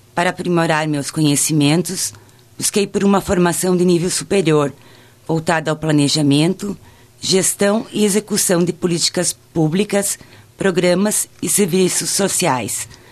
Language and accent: Portuguese; Getúlio Vargas, Rio Grande do Sul, Brazil; sou natural de Getúlio Vargas